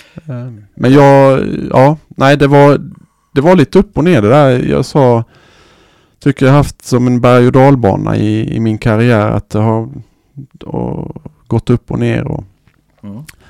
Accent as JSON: {"language": "Swedish", "country": "Sweden", "said": "här hemma i Sverige"}